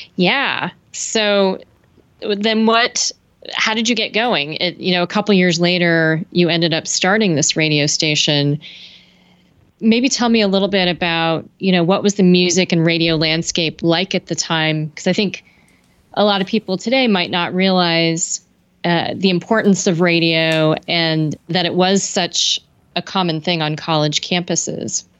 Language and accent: English; San Francisco Bay Area, California, United States; I grew up in the San Francisco Bay Area